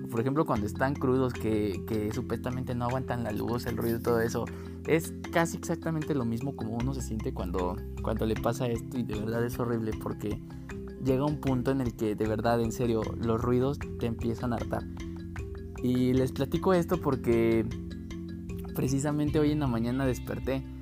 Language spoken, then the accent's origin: Spanish; Mexico; pero pues como ya les dije, como buen mexicano, hasta que nos sintamos de plano muy mal.